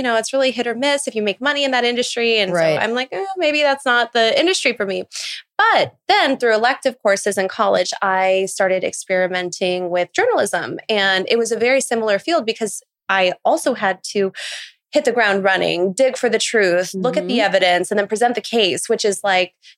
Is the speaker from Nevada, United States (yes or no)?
yes; Las Vegas, Nevada, United States; now in New York, United States; I'm originally from Las Vegas